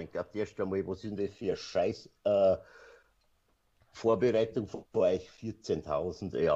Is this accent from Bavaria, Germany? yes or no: yes; Passau, Bavaria, Germany; das ist ah ja Passau im Hintergrund, mein Geburtsort, wo ich ja gerade, sagen wir mal, 10 bis 15 Kilometer davor entfernt wohne. Und ich bin einfach ein Fan von meiner Stadt.